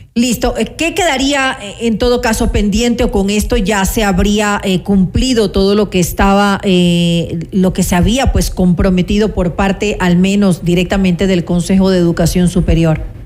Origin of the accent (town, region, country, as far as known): Ecuador